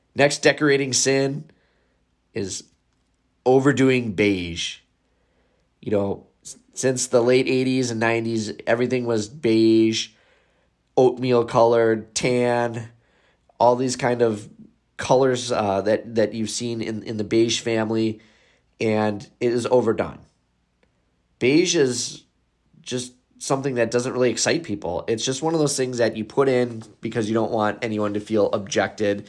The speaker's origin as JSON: {"language": "English", "region": "Wisconsin", "country": "United States", "said": "I am from Wisconsin"}